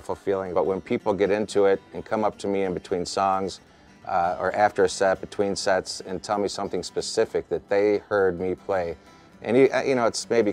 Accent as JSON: {"language": "English", "town": "La Grange", "region": "Illinois", "country": "United States", "moved": "as an adult", "lives_now": "Wisconsin, United States", "said": "I'm originally from LaGrange, Illinois, just outside of Chicago"}